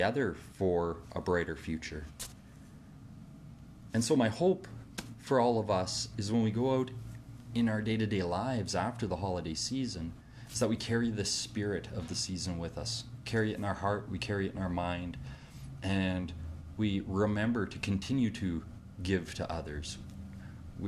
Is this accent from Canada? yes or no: yes; Canada; Here in my home country of Canada